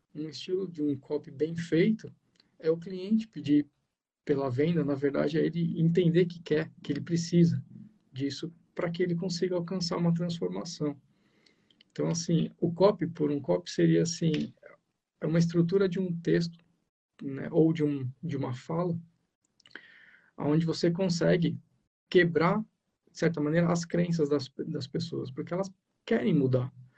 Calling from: Ubatuba, São Paulo, Brazil; eu falo de Batuba, né? São Paulo, litoral norte de São Paulo aqui

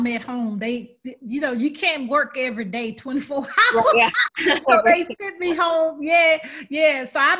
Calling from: Atlanta, Georgia, United States; I'm in Atlanta.

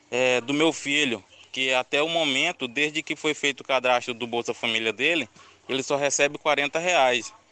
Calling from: Cuiabá, Mato Grosso, Brazil; sou aqui de Cuiabá.

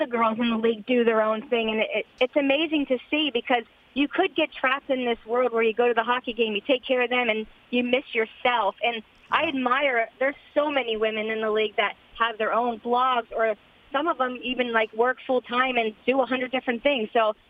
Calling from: Florida, United States; I am calling from South Florida.

